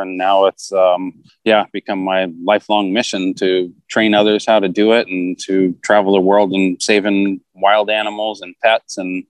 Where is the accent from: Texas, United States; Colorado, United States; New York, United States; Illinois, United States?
Texas, United States; now in California, United States; I had kind of started real early on because when I moved from Texas to go to school in California, I came out here